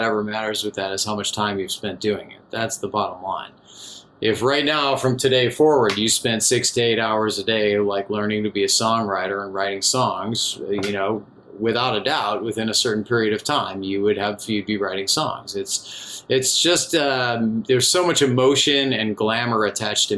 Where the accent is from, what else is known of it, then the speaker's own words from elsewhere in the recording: Chicago, Illinois, United States; I'm from the Chicago area